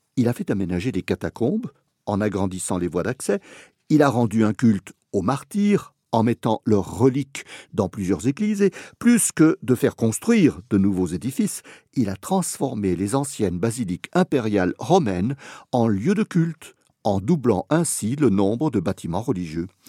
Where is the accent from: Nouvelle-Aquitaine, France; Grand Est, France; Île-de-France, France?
Grand Est, France; Lorraine; also born or lived in Como, Italy; quand j'étais gosse dans mon village de Lorraine